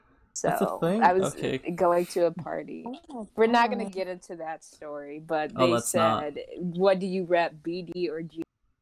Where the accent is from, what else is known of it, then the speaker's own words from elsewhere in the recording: Chicago, Illinois, United States; also born or lived in Homewood, Illinois; I don't tell people that I reside in Homewood because I'm from Chicago. So I said, I'm from Chicago.